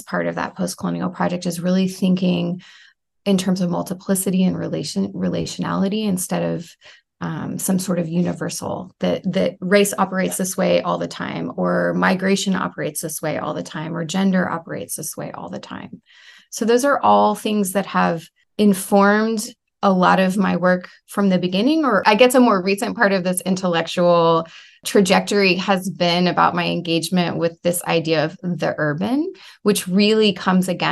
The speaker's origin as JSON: {"language": "English", "town": "San Antonio", "region": "Texas", "country": "United States", "tie": "born or raised there", "also_born_or_lived": "Morocco", "moved": "as an adult", "said": "I'm from San Antonio and grew up kind of on the edge of what might be the borderland region between the U.S. and Mexico"}